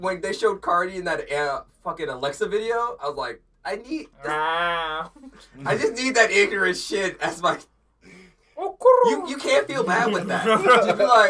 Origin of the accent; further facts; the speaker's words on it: the South, United States; I'm a black boy from the South, who is still in the South